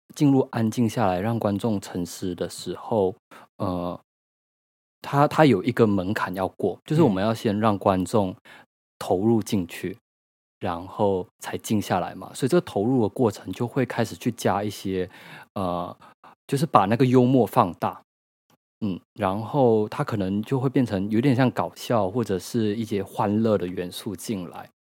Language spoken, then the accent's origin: Chinese; Malaysia; moved away as an adult; now in Taiwan; 我是一个马来西亚人，然后我在台湾居住已经快十年了